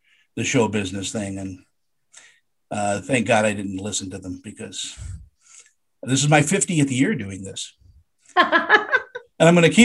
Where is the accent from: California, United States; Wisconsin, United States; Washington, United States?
California, United States; Los Angeles; also born or lived in San Diego; I grew up in Los Angeles